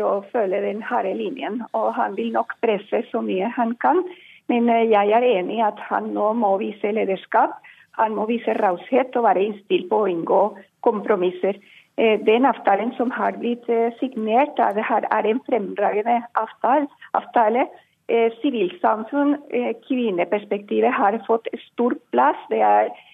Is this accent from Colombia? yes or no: yes; Colombia; now in Norway; jeg vokste opp i Colombia